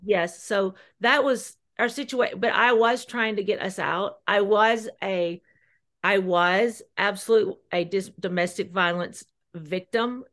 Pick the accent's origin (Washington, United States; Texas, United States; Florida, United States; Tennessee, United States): Tennessee, United States; near Gainesboro / Cookeville, Jackson County; moved away; I had the support of everyone in Jackson County and Gainesboro, Cookville.